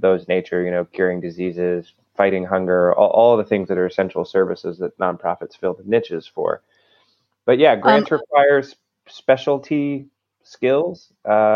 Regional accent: Maryland, United States; I'm from Maryland

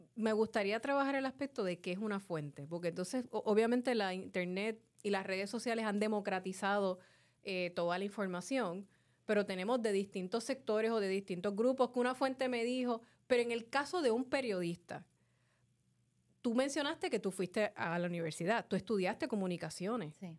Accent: Carolina, Puerto Rico; Como dicen en mi pueblo de Carolina

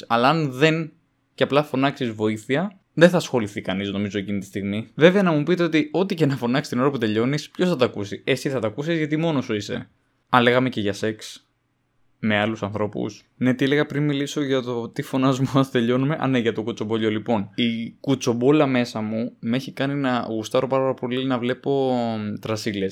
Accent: Paros, South Aegean, Greece; Στο χωριό μου τώρα στην Πάρο

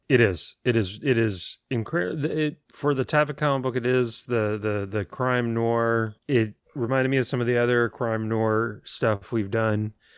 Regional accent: San Antonio, Texas, United States; growing up on Sunday afternoons after Mass in San Antonio

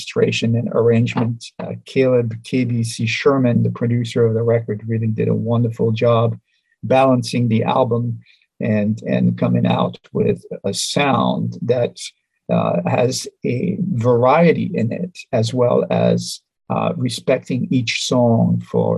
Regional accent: France; moved away as an adult; also born or lived in Geneva, Switzerland; now in New York City, United States; I was born in Europe, in France, near Switzerland.

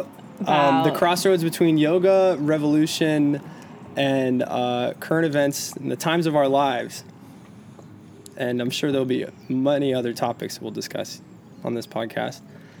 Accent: Georgia, United States; And growing up in Georgia, we caught it at midnight because it's the same time zone as New York City.

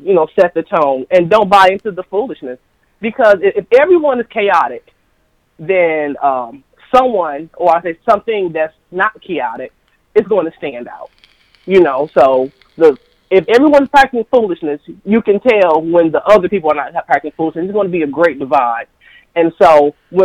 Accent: Flint, Michigan, United States; moved away as an adult; also born or lived in Maryland; now in Flint, United States; I am born and raised in the Second Ward

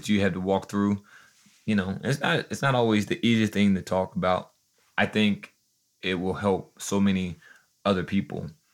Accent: Joplin, Missouri, United States; We're from Joplin, Missouri

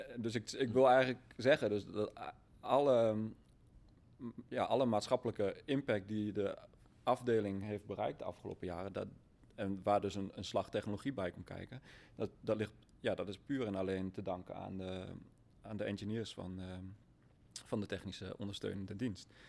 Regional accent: Achterhoek, Gelderland, Netherlands; ik kom uit de Achterhoek, simpele boer uit de Achterhoek

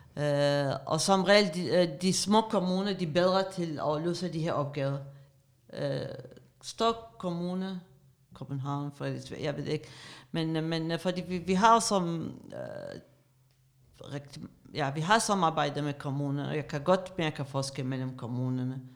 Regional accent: Iraq; Danish is a second language; moved away as an adult; now in Denmark; Jeg kom til Danmark i starten af 90'erne som politisk flygtning. Jeg er iraker

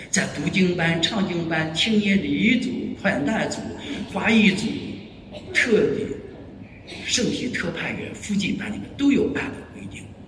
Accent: China; 我大英国大街上很少看到中国人，就我一个中国人面孔

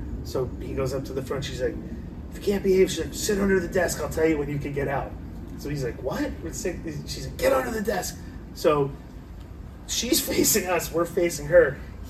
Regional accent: Richgrove, California, United States; I grew up in Richgrove, it was this apartment complex

